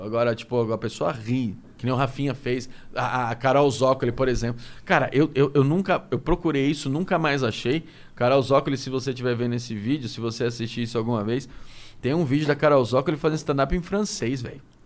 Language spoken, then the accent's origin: Portuguese; Brazil; eu sou do Brasilzão, cara. Eu sou daqui